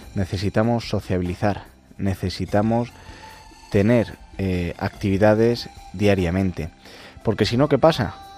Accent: Castile and León, Spain; also born or lived in Madrid; estoy mitad en Madrid, mitad en Ávila, en mi pueblo

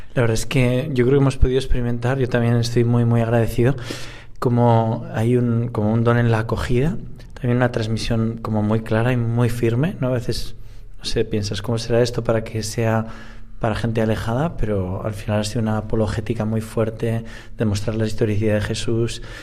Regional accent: Spain; como nosotros españoles

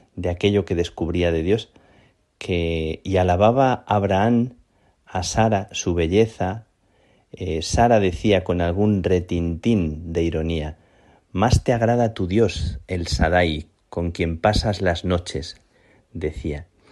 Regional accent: Plasencia, Extremadura, Spain; now in Madrid, Spain; Estoy en mi tierra, estoy en, Plasencia

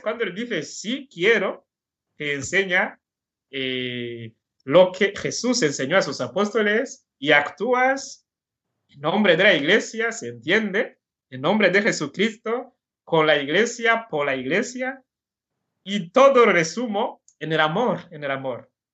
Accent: Burundi; Spanish is a second language; moved away as an adult; now in Alcoy, Spain; esta falta de sacerdotes que teníamos ahí en Burundi, porque os he dicho que en mi pueblo no había

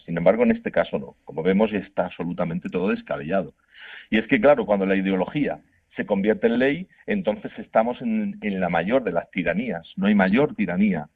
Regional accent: Murcia, Region of Murcia, Spain; yo soy de Murcia y en Murcia se dice estamos matando moscas a cañonazos

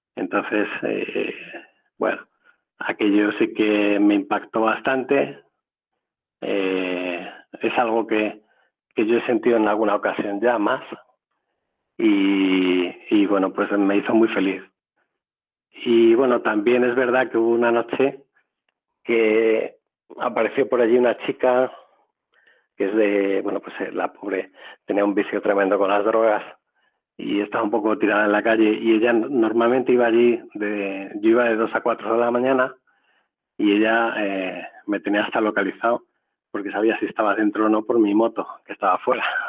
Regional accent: Madrid, Community of Madrid, Spain; Yo soy de Madrid

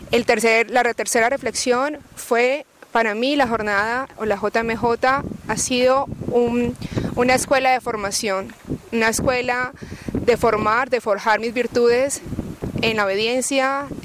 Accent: Colombia; now in Ávila, Spain; eh, soy colombiana y soy estudiante en Ávila, España, de la Universidad Católica de Ávila.

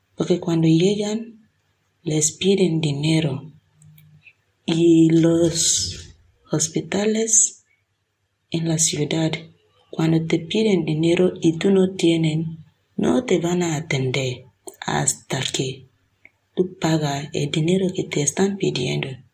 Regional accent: Nigeria; now in Villanueva de Córdoba, Spain

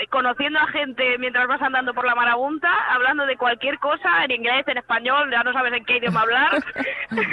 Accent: Alcobendas, Community of Madrid, Spain; Yo soy de Madrid, de Puras de Pa, de Alcobendas, de hecho, al lado de donde el padre Isaac.

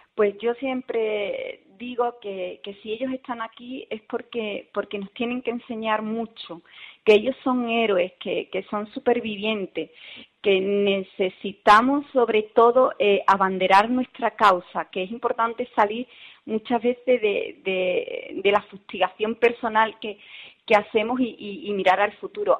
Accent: Seville, Andalusia, Spain; also born or lived in Rincón de la Victoria, Málaga; yo soy de Sevilla

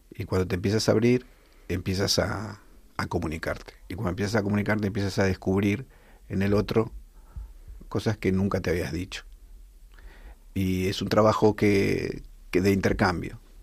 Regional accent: Buenos Aires, Argentina; moved away as an adult; also born or lived in Tel Aviv, Israel; now in Rivas-Vaciamadrid, Spain; somos de Buenos Aires

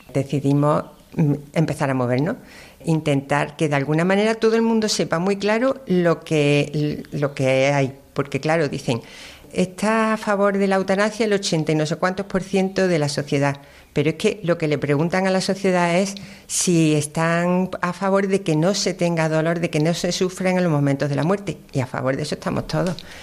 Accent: Córdoba, Andalusia, Spain; also born or lived in Málaga; Yo soy nacida en Málaga, pero por circunstancias, siempre he vivido en Córdoba

